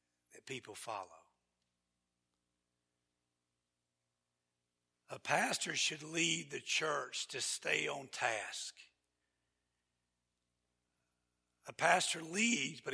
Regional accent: Georgia, United States; I'm from Georgia

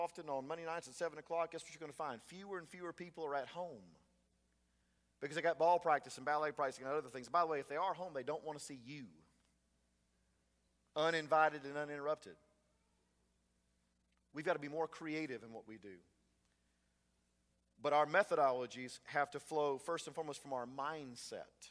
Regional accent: Frostproof, Florida, United States; growing up in Frostproof. I'm sure it was true here in Avon Park when I was growing up in Frostproof.

